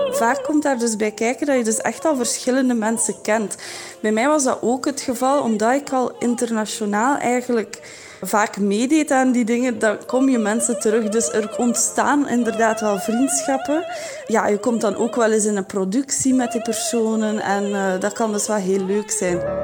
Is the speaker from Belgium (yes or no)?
yes; Belgium; als Belg. Dat was toch bij mij het geval